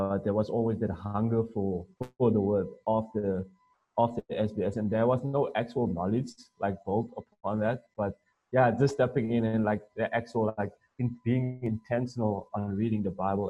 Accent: South Africa; I'm a local here. I'm from Maseru, South Africa.

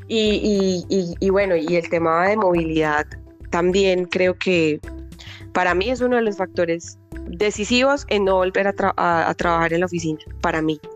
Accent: Colombia; nosotros como colombianos

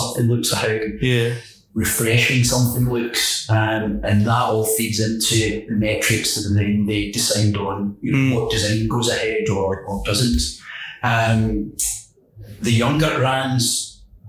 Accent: Kilmarnock, Scotland, United Kingdom; I grew up in Kilmarnock, which is the hometown of Johnny Walker's whiskey

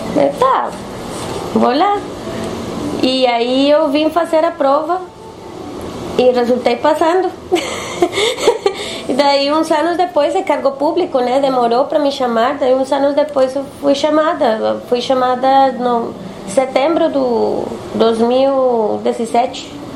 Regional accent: Bogotá, Colombia; Portuguese is a second language; moved away as an adult; also born or lived in Bucaramanga / Salvador / São Paulo; now in Porto Alegre, Brazil; eu sou de Bogotá. Nasci numa cidade que se chama Bucaramanga, mas é, me criei e, e, morei sempre em, Bogotá.

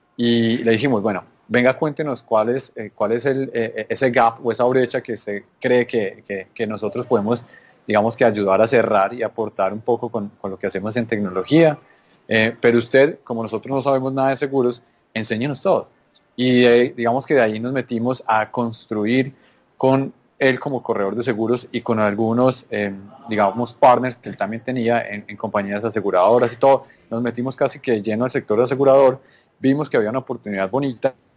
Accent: Antioquia, Colombia; accent: paisa; moved away as an adult; now in Esmeraldas, Ecuador; yo soy colombiano, como lo pueden notar en, mi acento un poquito paisa

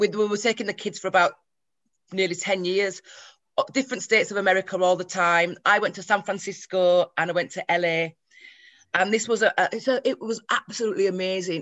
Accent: Leeds, Yorkshire and the Humber, United Kingdom; I'm from Leeds

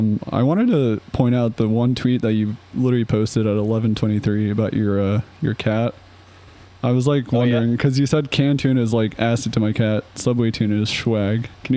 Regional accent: New Jersey, United States; We're from New Jersey, too

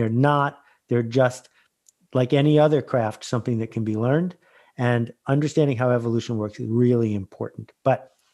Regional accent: Algonquin Park, Ontario, Canada; I'm from Algonquin Park, so not that far away

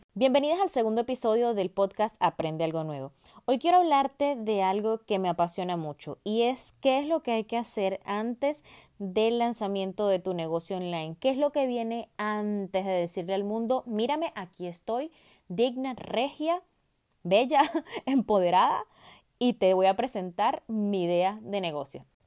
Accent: Venezuela; moved away; una empresa en mi país natal, Venezuela

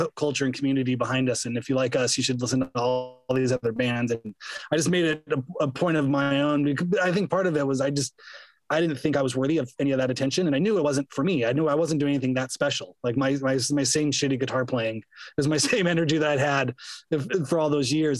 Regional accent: Inland Empire, California, United States; I grew up out in the Inland Empire and listened to KSPC

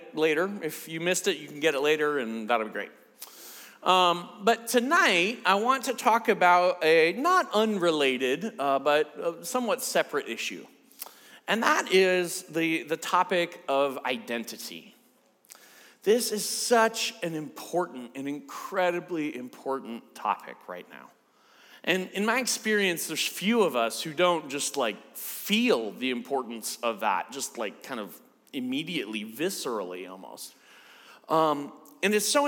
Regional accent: United States; I'm from the States

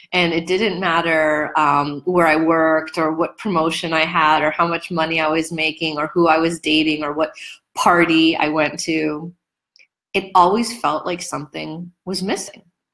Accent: New York, United States; I'm a New Yorker

